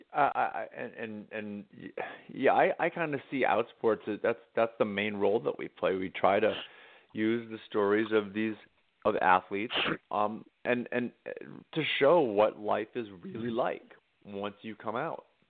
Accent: Harwich, Massachusetts, United States; moved away; I get to go back to my hometown of Harwich, Massachusetts

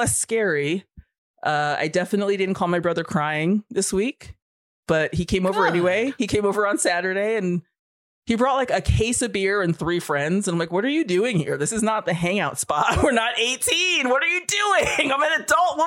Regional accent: New York, United States; moved away as an adult; also born or lived in Alaska; I bought my first house and moved back to New York, and I'm living in my hometown on a tiny farm

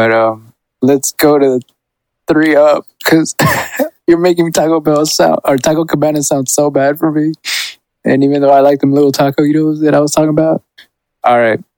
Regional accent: Houston, Texas, United States; I grew up. We used to live in the apartments in the Creek Bend.

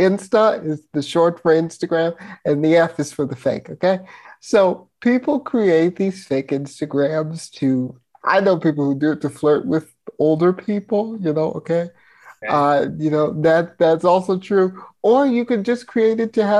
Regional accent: Virginia, United States; growing up in Virginia in a conservative town

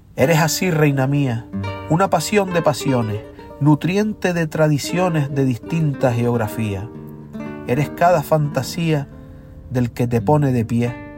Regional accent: Gran Canaria, Canary Islands, Spain; soy verseador de las Islas Canarias, de la isla de Gran Canaria concretamente

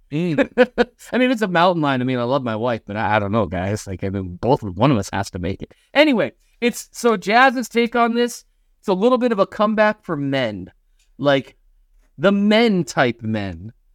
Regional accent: Minnesota, United States; moved away; I'm from Minnesota

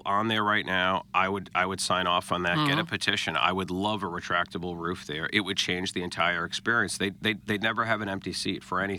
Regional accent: United States; now in St. Louis, United States; I'm from New York originally

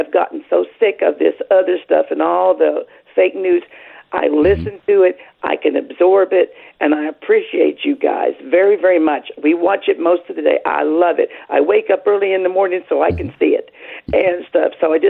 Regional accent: Kentucky, United States; I am from Kentucky.

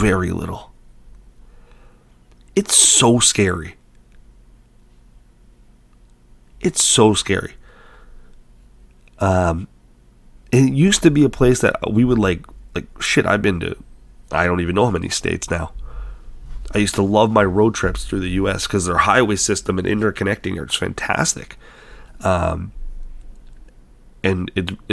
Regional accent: Canada; I'm a Canadian

